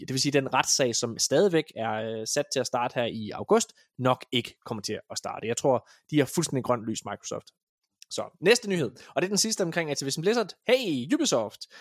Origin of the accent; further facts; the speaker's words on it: Denmark; vi kommer fra Danmark